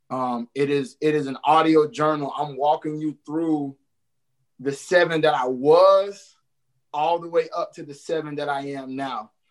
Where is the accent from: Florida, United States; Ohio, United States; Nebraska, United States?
Florida, United States; Jacksonville